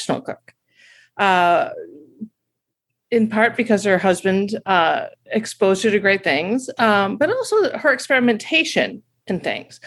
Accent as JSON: {"language": "English", "town": "Milwaukee", "region": "Wisconsin", "country": "United States", "said": "I'm from Milwaukee"}